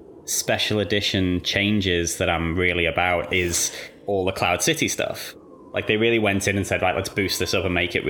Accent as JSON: {"language": "English", "region": "England", "country": "United Kingdom", "tie": "born or raised there", "moved": "as an adult", "lives_now": "Australia", "said": "I grew up in England and moved here like 5 or 6 years ago."}